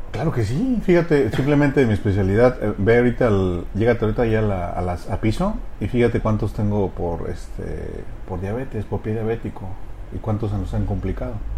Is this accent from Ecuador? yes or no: no; Uruapan, Michoacán, Mexico; moved away as an adult; also born or lived in Havana, Cuba; mi, formación básica pues la hice en Uruapan.